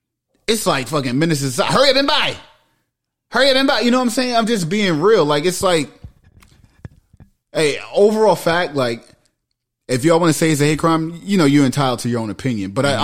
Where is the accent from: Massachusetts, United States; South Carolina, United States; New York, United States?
New York, United States; New York City; I grew up in Queens, right?